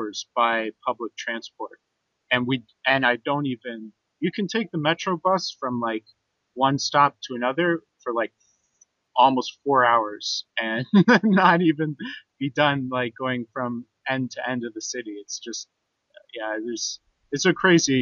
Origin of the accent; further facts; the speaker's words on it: Canada; moved away; as a Canadian